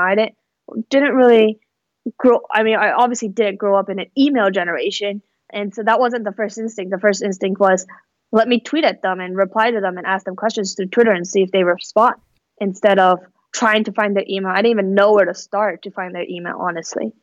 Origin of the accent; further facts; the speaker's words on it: Fremont, California, United States; also born or lived in Mountain View, California / Palo Alto, California; I grew up in the Bay Area. I actually grew up in the East Bay in Fremont, and so that's where I spent most of my childhood.